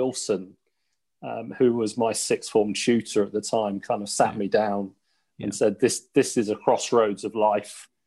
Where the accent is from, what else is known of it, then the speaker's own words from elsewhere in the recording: Teddington, London, United Kingdom; also born or lived in Sunbury / Twickenham; I was brought up in Teddington, in Teddington and Sunbury, so all around this area, really.